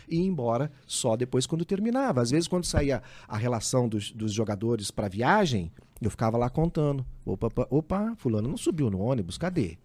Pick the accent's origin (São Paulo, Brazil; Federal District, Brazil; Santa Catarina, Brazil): São Paulo, Brazil; Ribeirão Preto; Eu nasci na Vila Tibério.